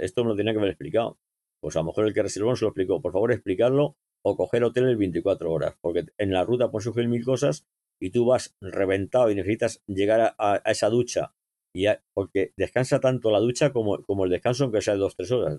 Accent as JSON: {"language": "Spanish", "town": "Almagro", "region": "Castilla-La Mancha", "country": "Spain", "tie": "born or raised there", "moved": "yes", "lives_now": "Madrid, Spain", "said": "Vivo en Madrid, pero soy manchego de, nacimiento en Almagro"}